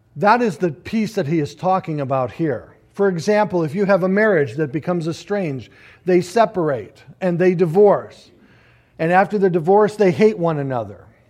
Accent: United States; we as American Christians

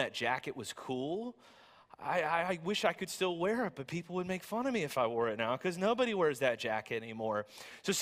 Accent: the South, United States; I'm from the South

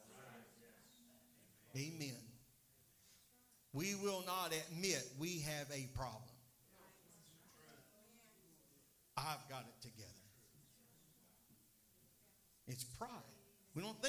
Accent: United States; I am an American

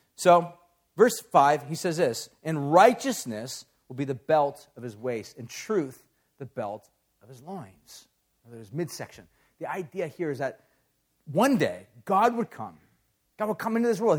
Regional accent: Huntington Beach, California, United States; I grew up in Orange County, so I grew up in Huntington Beach

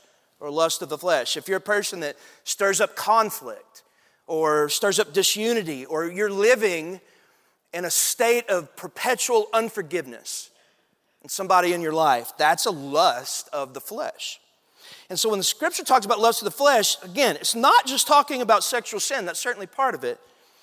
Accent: Athens, Texas, United States; I grew up in East Texas, a little town called Athens, Texas.

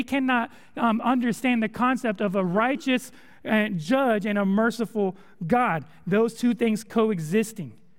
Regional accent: California, United States; moved away as an adult; also born or lived in Texas; now in Conway, United States; I'm from California. I'm not used to storms

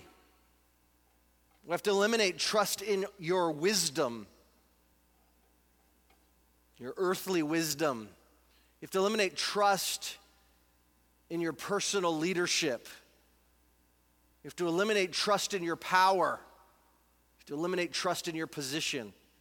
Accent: United States; I'm an American.

